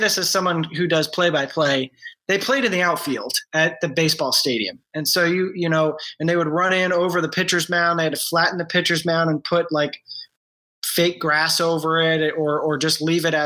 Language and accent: English; Rhode Island, United States; now in Louisville, United States; I grew up in Rhode Island